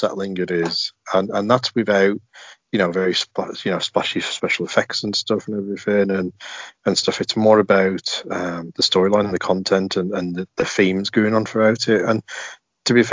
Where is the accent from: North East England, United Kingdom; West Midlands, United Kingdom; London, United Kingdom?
West Midlands, United Kingdom; Birmingham; accent: broad Birmingham; I've got a really broad Birmingham accent